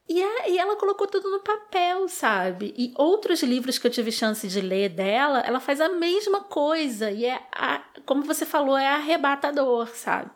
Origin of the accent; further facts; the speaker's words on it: Rio de Janeiro, Brazil; Sou nascida e criada no subúrbio do Rio de Janeiro